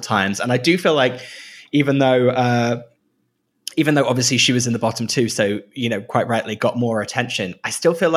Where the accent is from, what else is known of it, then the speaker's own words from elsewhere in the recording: the north of England, United Kingdom; accent: generic northern; my extremely generic northern accent, which is encompasses maybe three or four different counties